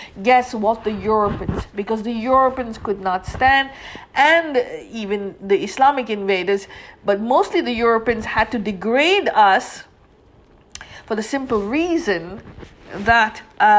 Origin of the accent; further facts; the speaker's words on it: India; That means I come from India, and my ethnicity is Indian.